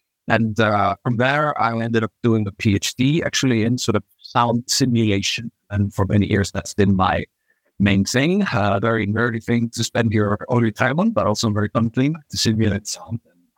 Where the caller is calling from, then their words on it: Reykjavik, Capital Region, Iceland; I'm coming from Reykjavik, Iceland, out of all the places on Earth.